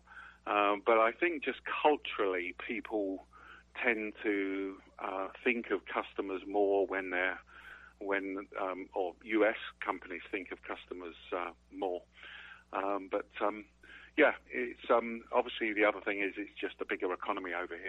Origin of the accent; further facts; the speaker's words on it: England, United Kingdom; moved away as an adult; now in Sarasota, United States; You can tell from my accent, I was actually originally born in England